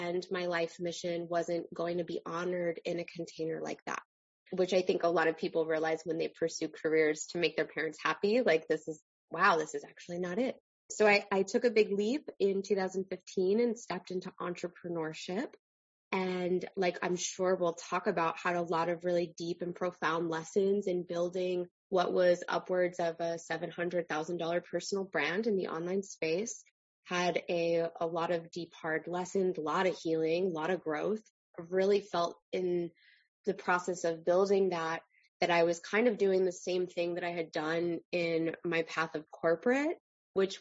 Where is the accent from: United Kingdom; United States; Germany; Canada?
United States; Long Island, New York; I am originally from Long Island